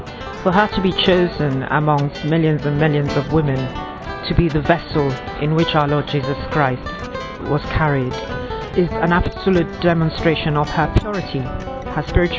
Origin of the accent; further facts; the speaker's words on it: Nigeria; I'm from Nigeria.